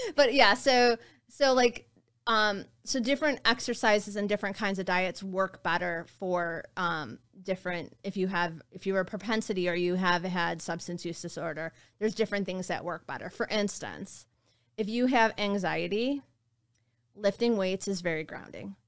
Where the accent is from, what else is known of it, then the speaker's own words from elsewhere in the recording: West Bloomfield, Michigan, United States; growing up in West Bloomfield